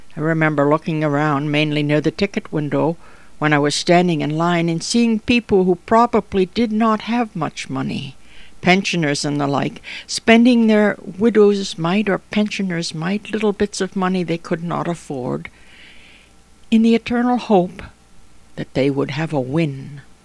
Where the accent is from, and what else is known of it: near Chatham, Ontario, Canada; born or raised there; now in Toronto, Canada